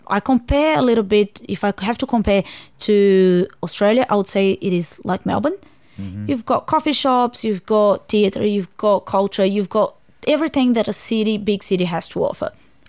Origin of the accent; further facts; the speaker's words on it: São Paulo, Brazil; English is a second language; also born or lived in Fortaleza; I was raised in Fortaleza for a couple of years, or probably 3 years, then back to São Paulo again.